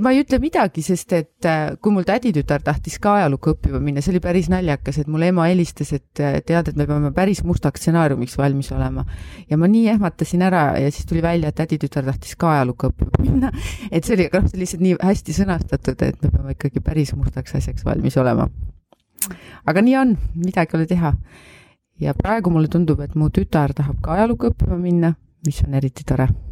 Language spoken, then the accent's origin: Estonian; Paide, Järva County, Estonia; also born or lived in Saaremaa; ma olen sündinud Saaremaal, aga koolis käinud Paides ja Paides siis kuni lasteaiast kuni gümnaasiumi lõpuni